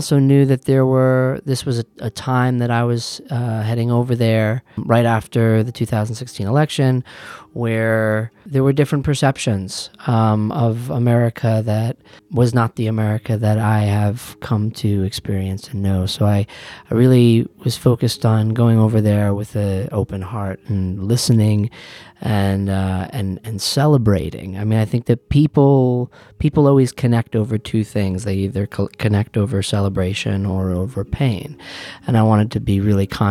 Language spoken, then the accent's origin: English; Western Massachusetts, United States; I'm from Western Massachusetts, and I am a musician